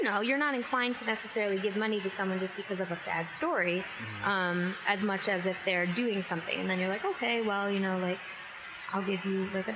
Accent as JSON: {"language": "English", "town": "Griswold", "region": "Connecticut", "country": "United States", "tie": "born or raised there", "said": "I grew up in Connecticut, in Griswold, Connecticut, on a farm."}